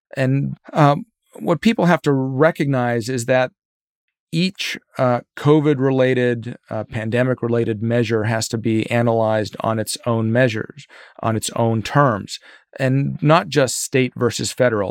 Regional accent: Virginia, United States; my home state of Virginia

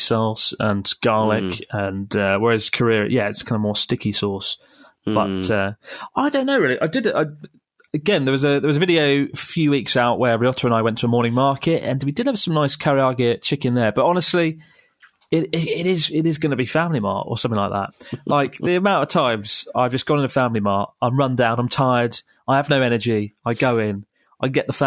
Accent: England, United Kingdom; moved away as an adult; "Oh, England."

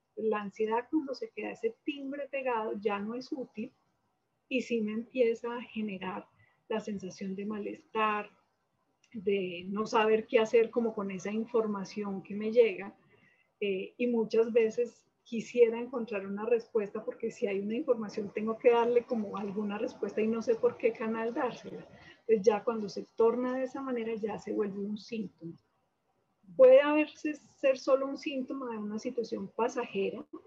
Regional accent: Manizales, Caldas, Colombia; moved away as an adult; now in Bogotá, Colombia; yo soy de Manizales, eh, estudié medicina en la Universidad de Caldas y después vine a Bogotá

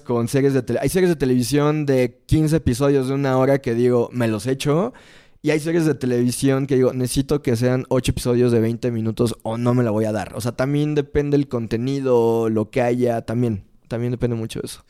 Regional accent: Mexico; somos muy mexicanos

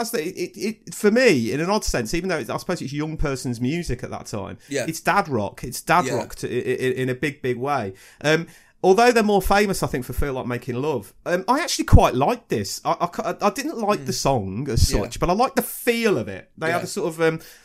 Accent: West Midlands, United Kingdom; I'm from the West Midlands

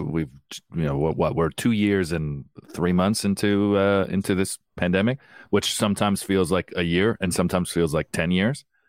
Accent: Canada; I'm Canadian, a British passport, American passport

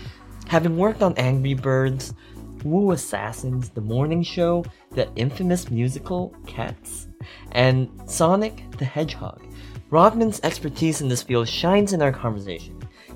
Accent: Canada; with us both being Asian Canadian

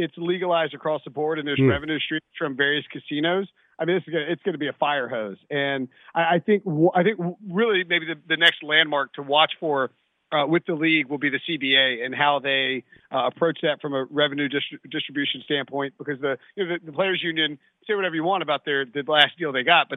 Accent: the South, United States; I'm from the South.

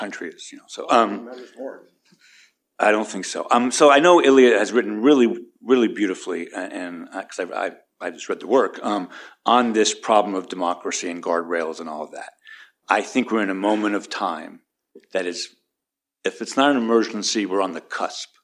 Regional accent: New York, United States; moved away; also born or lived in Georgia; I was raised in New York

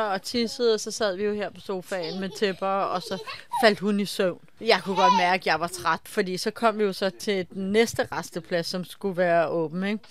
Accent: Denmark; hjemme i Danmark

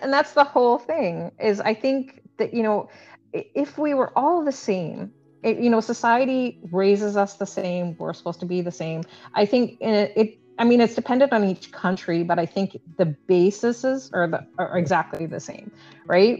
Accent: Canada; I was born and raised in Canada

